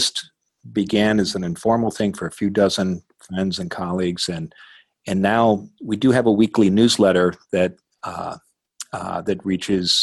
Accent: Midwest, United States; now in Portland, United States; the community where I grew up in the Midwest

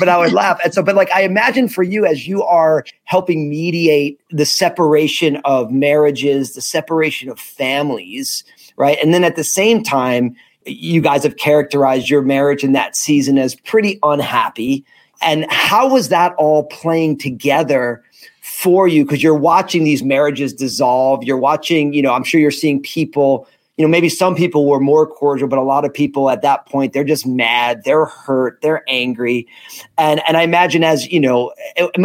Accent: New Jersey, United States; I was at Rutgers in New Jersey, my home state

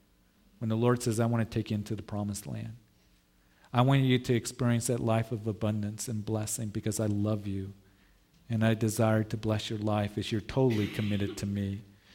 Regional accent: Midwest, United States; I grew up in the Midwest. And some of you did where they had horse flies, big old horse flies

